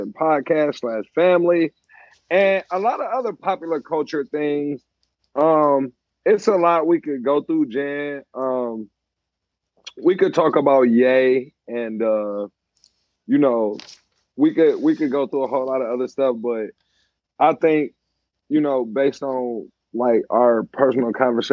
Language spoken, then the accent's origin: English; Detroit, Michigan, United States; I'm from Detroit